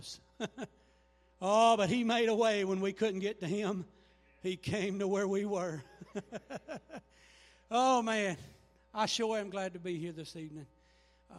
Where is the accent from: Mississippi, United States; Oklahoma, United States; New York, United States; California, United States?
Mississippi, United States; I'm from Mississippi